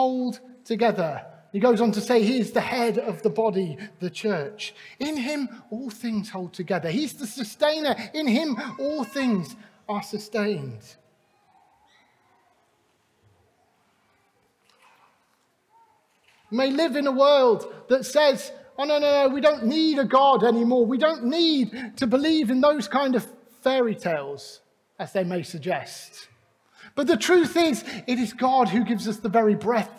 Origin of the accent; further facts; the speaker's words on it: Clevedon, South West England, United Kingdom; also born or lived in Glasgow; we moved just south of Bristol. And we were part of a Baptist church in Clevedon. I grew up in that church